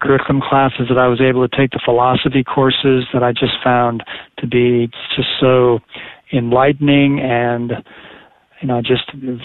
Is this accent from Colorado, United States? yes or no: yes; Colorado Springs, Colorado, United States; moved away as an adult; also born or lived in Dallas, Texas; I grew up in Colorado Springs, Colorado